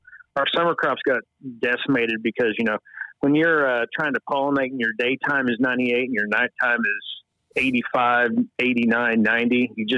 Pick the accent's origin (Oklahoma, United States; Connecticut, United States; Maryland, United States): Oklahoma, United States; Northeast; So I was born and raised in Northeast Oklahoma. Really no farm background.